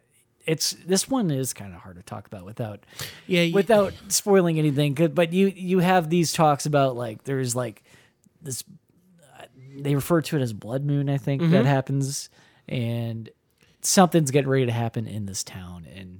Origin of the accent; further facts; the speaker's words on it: Midwest, United States; Listen, I'm from the Midwest.